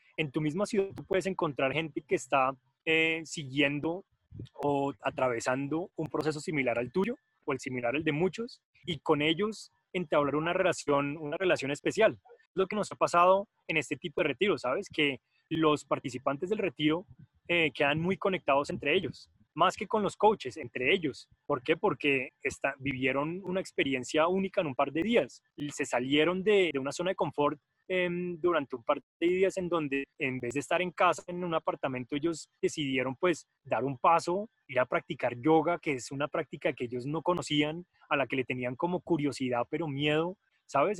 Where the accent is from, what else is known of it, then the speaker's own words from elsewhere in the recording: Colombia; moved away as an adult; also born or lived in Germany; somos de Colombia y de Nepal